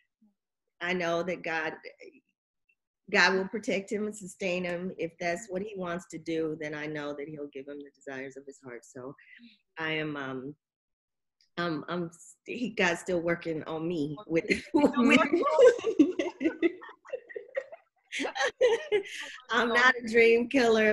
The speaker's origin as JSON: {"language": "English", "region": "Alabama", "country": "United States", "said": "I'm from Alabama, Roll Tide. I love football. I grew up around it."}